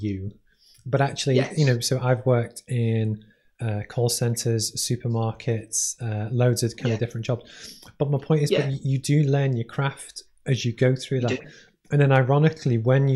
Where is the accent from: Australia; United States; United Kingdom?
United Kingdom; Liverpool, North West England; I grew up in Liverpool, not that dissimilar to Borough